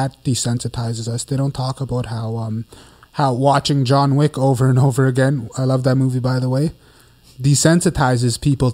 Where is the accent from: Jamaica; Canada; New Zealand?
Canada; Winnipeg, Manitoba; I'm from Winnipeg. I grew up from Winnipeg right here in the North End.